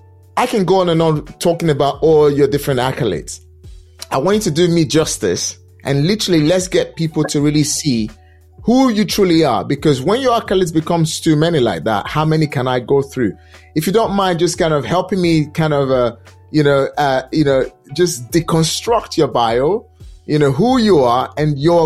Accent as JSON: {"language": "English", "country": "Nigeria", "second_language": "English", "moved": "yes", "said": "Because I'm Nigerian descent. I mean, not Nigerian descent. I relocated from Nigeria way back. And at the end of the day, came to this country. I did not speak English language the way people speak English language here."}